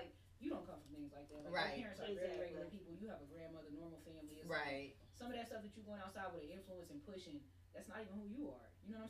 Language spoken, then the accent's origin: English; Enid, Oklahoma, United States; I'm from Enid.